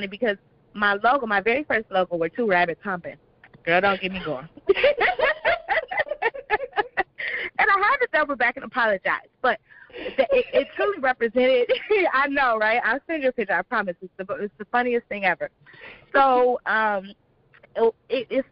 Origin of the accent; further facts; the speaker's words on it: Inkster, Michigan, United States; also born or lived in Detroit, Michigan; I'm originally from Detroit. Well, actually, I'm from Inkster, and I moved to Detroit